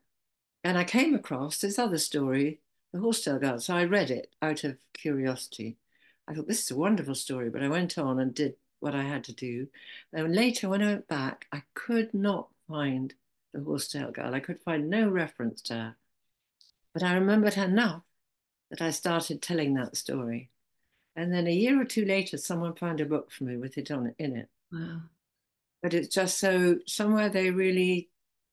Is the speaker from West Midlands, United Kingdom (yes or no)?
no; Zennor, South West England, United Kingdom; I come from Zena